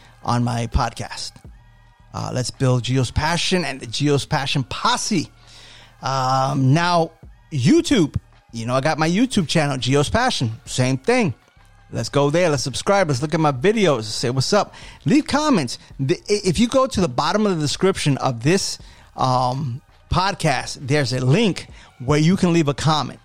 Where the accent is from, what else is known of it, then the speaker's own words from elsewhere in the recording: New York City, New York, United States; now in Florida, United States; I am a New Yorker, born and raised.